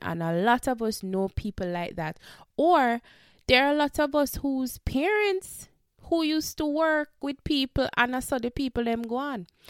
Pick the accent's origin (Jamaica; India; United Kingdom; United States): Jamaica; we are Jamaican